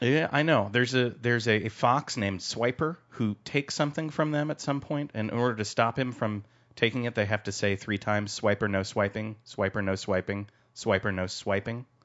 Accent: Connecticut, United States; I grew up in Connecticut, in the, in the woods of Connecticut, in, uh, in the center of the state

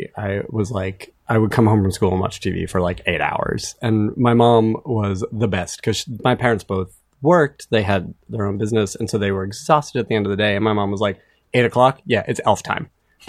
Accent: Newton, Massachusetts, United States; I grew up outside of Boston, Massachusetts.

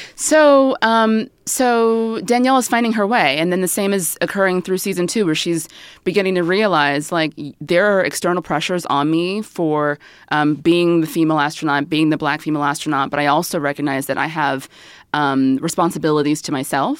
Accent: the South, United States; I grew up in the South

